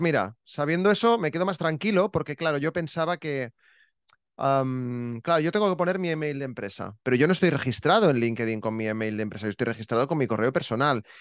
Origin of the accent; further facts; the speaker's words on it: Barcelona, Catalonia, Spain; also born or lived in Terrassa / Santa Coloma; Yo, yo he vivido fuera de Barcelona, pero nada, 30 kilómetros, tampoco.